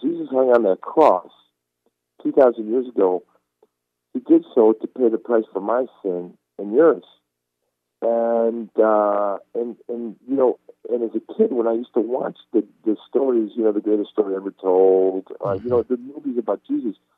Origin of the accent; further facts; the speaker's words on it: Istanbul, Turkey; now in United States; I was born in Istanbul, Turkey